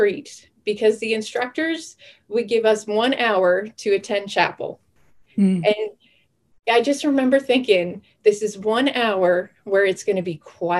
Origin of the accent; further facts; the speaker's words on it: Sydney, Nova Scotia, Canada; now in Cold Lake, Canada; I was born and raised in Sydney, Cape Breton